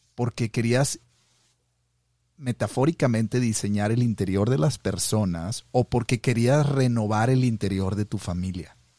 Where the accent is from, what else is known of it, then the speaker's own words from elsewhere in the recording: Monterrey, Nuevo León, Mexico; now in Montana, United States; soy de Monterrey, pero estoy acá en el Monte de los Olivos, acá en el norte